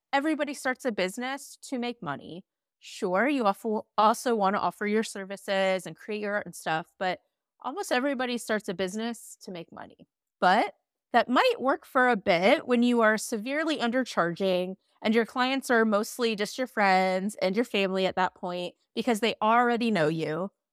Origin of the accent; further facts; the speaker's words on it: Midwest, United States; I'm from the Midwest